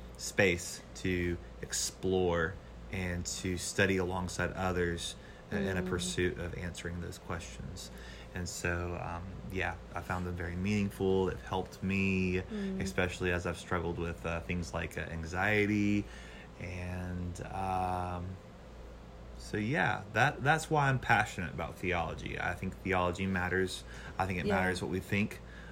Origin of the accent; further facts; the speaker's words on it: Niceville, Florida, United States; moved away as an adult; now in New Orleans, United States; I'm originally from the Panhandle, Florida. {S1} Okay. {S2} Niceville, Florida, which is close to Destin. I moved here to New Orleans back in 2011 to come to school.